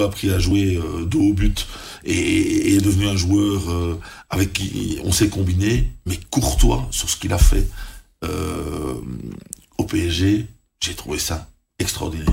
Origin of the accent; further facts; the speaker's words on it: Belgium; quand on est belge